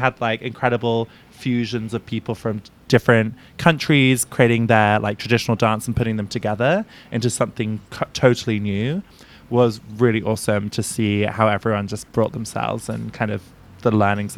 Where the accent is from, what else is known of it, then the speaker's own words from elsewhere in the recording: United Kingdom; moved away as an adult; now in San Francisco, United States; I am originally from the United Kingdom, and I now live in San Francisco